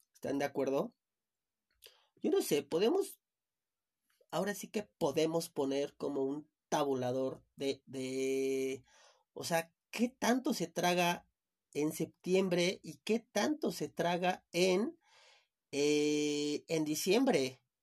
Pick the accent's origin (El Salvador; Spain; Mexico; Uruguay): Mexico; Chiapas; now in Mexico City, Mexico; yo soy de Chiapas